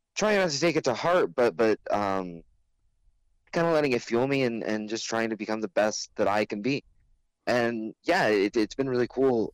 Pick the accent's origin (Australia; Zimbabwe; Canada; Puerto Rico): Canada; we're the Canadian guys